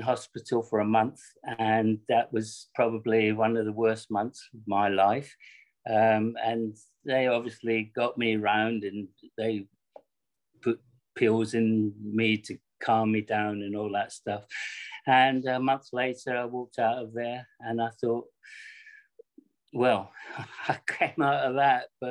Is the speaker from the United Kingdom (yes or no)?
yes; Scotland, United Kingdom; when I grew up in Scotland, I was living in a very, very downtrodden area